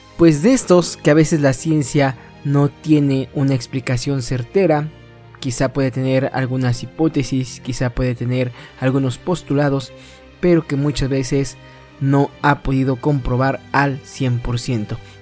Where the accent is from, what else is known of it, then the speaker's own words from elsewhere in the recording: Mexico; todos los que somos mexicanos y que practicamos esta bonita costumbre